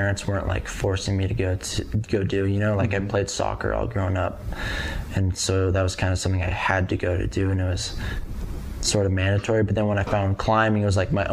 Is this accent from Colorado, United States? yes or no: yes; Aurora, Colorado, United States; I grew up in Aurora